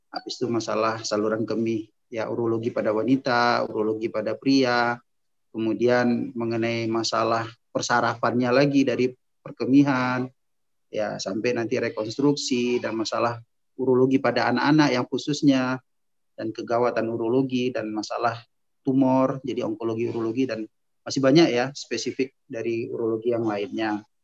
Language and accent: Indonesian; Medan, North Sumatra, Indonesia; Ana lahirnya, mulai dari lahir ya, singkat aja, lahir di kota Medan pada tahun 1976, kemudian Ana melanjutkan pendidikan sampai Ana sekolah eh, S1 ambil dokter umumnya di USU Sumatera Utara di Medan.